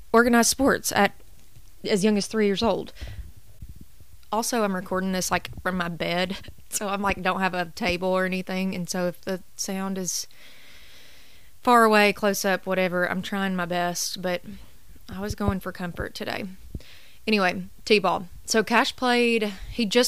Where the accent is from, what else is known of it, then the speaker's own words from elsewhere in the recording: College Grove, Tennessee, United States; I grew up in College Grove playing rec ball